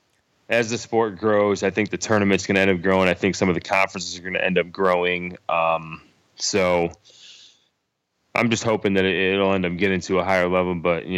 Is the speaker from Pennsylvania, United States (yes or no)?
no; Syracuse, New York, United States; So, I mean, like where we grew up in Syracuse, I mean, that's just a hotbed, you know?